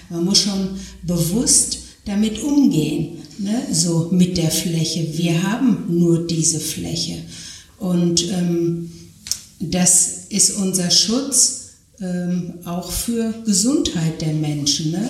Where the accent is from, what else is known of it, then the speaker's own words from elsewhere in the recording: North Rhine-Westphalia, Germany; ich sage Sauerland, ich komme aus dem Sauerland, ich komme aus einem ähm, gebirgigen Gebiet